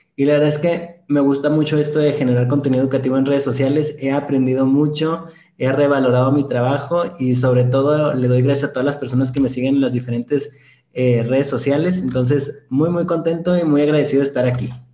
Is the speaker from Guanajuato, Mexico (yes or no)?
no; Ciudad Juárez, Chihuahua, Mexico; yo soy de Ciudad Juárez, Chihuahua, Arriba del Norte